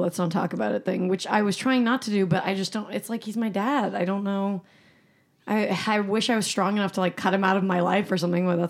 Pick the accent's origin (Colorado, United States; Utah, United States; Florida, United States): Utah, United States; Salt Lake City; also born or lived in Palm Springs, California; now in Los Angeles, United States; I was born in Palm Springs, but I was raised in Salt Lake City